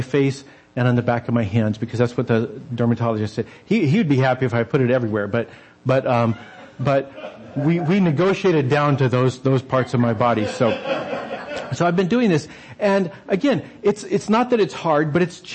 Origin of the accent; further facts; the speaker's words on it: New Mexico, United States; I grew up in the desert Southwest. I grew up in New Mexico